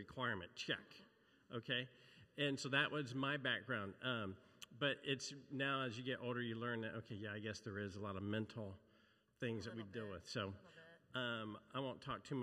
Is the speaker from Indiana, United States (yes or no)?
yes; Brown County, Indiana, United States; moved away; I grew up in Indiana, so I'm like, it's commonplace. I grew up in Brown County, which is rolling hills.